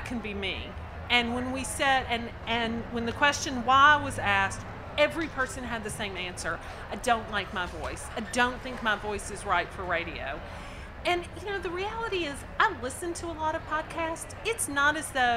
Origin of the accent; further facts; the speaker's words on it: the South, United States; accent: Southern; we're all from the South, and we sound Southern